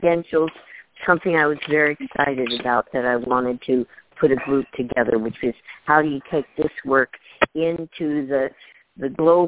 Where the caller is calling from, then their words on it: Portland, Oregon, United States; I'm calling from Portland, Oregon.